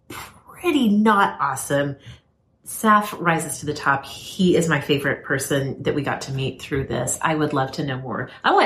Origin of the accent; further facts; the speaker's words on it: Turner Falls area, southern Oklahoma, United States; Well, in Turner Falls area, Oklahoma, southern Oklahoma, truly my hometown stomping grounds